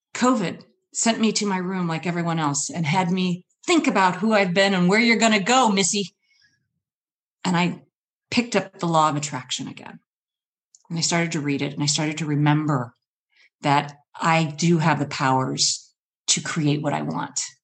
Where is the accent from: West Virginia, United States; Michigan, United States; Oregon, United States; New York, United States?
Michigan, United States; now in Seattle, United States; I've traveled from Michigan.